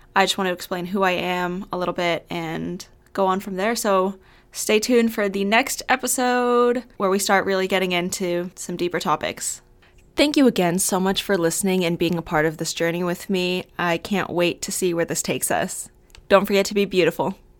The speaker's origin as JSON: {"language": "English", "town": "Albuquerque", "region": "New Mexico", "country": "United States", "moved": "as an adult", "lives_now": "Arizona, United States", "said": "I am from Albuquerque, New Mexico, but I moved to Arizona for school"}